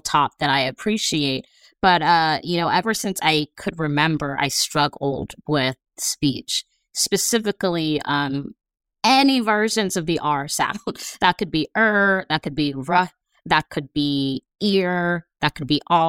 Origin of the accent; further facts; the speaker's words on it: Los Angeles, California, United States; I'm from